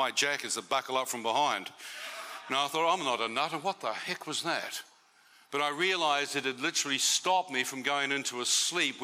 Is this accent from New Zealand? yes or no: yes; New Zealand; As a New Zealander